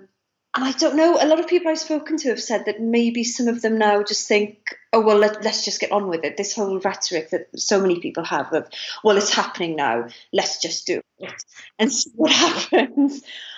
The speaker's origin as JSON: {"language": "English", "area": "Ceredigion", "region": "Wales", "country": "United Kingdom", "tie": "born or raised there", "also_born_or_lived": "Cardiff", "first_language": "Welsh", "second_language": "English", "moved": "as an adult", "lives_now": "Vale of Glamorgan, United Kingdom", "said": "I grew up in Ceredigion, which is a county that voted to stay. I live in the Vale of Glamorgan, and we voted to stay as well. you know, I went to university in Cardiff."}